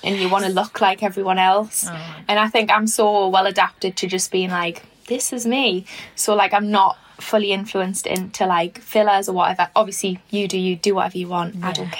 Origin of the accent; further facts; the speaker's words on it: Newcastle upon Tyne, North East England, United Kingdom; I'm originally from Fenham